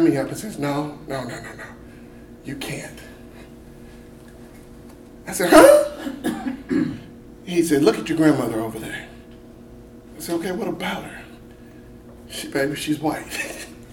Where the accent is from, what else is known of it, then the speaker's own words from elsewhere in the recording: Pulaski, Tennessee, United States; I'm from Giles County, Tennessee, Pulaski, Tennessee, little town of about 80,000 people in the city, 24,000 in the county. We are the birthplace of the KKK. That's what we're most famously known for. It's weird growing up there.